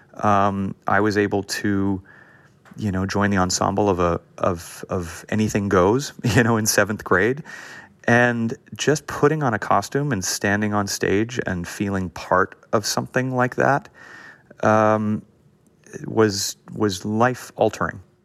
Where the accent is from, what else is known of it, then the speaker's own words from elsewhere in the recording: Los Angeles, California, United States; I grew up in an area of LA called Hancock Park